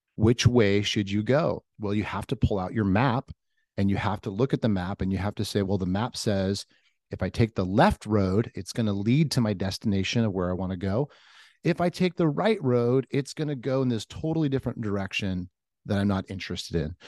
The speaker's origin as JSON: {"language": "English", "area": "Orange County", "region": "California", "country": "United States", "tie": "born or raised there", "moved": "as an adult", "lives_now": "Nashville, United States", "said": "I am from Orange County. I'm like a surfer kid from Orange County."}